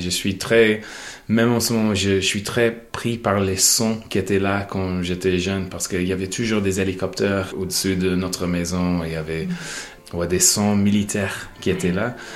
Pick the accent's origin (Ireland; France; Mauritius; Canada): Ireland; Monaghan, County Monaghan; French is a second language; moved away; je viens de Monaghan qui est sur la frontière entre le nord et le sud.